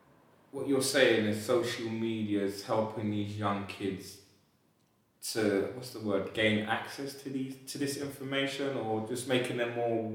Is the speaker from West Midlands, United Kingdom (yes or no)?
no; London, United Kingdom; also born or lived in Peckham; So I grew up in Elephant Castle.